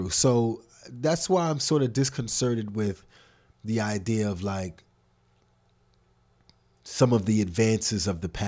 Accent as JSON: {"language": "English", "town": "New York City", "region": "New York", "country": "United States", "tie": "born or raised there", "said": "I grew up in Harlem."}